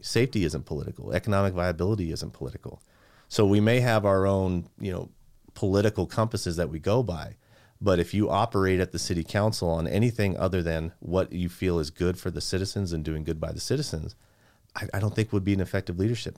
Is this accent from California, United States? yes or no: yes; Santa Barbara, California, United States; moved away as an adult; also born or lived in San Luis Obispo; now in Santa Clarita, United States; I was born and raised in Santa Barbara